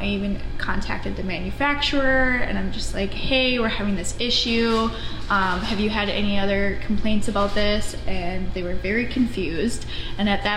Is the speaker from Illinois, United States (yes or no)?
no; Anoka, Minnesota, United States; I grew up in Anoka